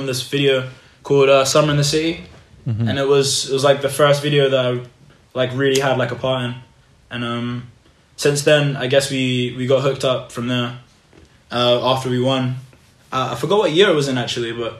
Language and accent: English; London, United Kingdom; Grew up in, East London